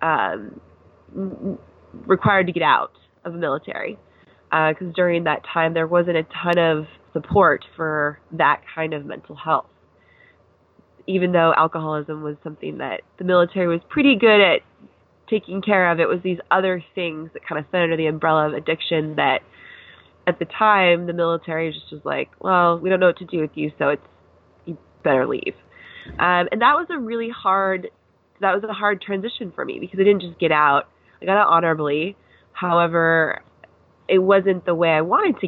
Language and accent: English; Seattle, Washington, United States; moved away as an adult; also born or lived in Pennsylvania / Camp Pendleton, California; I am from Seattle, Washington. So I grew up there